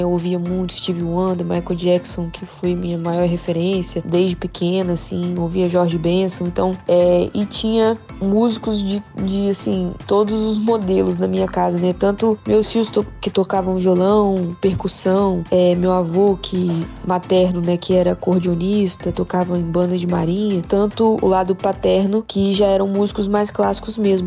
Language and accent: Portuguese; Espírito Santo, Brazil; also born or lived in Bahia; eu cresci é, no Espírito Santo e na Bahia